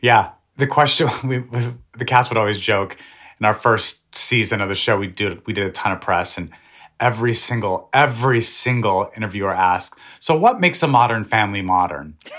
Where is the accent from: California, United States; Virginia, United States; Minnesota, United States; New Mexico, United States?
New Mexico, United States; I'm from New Mexico. We love the food we grew up eating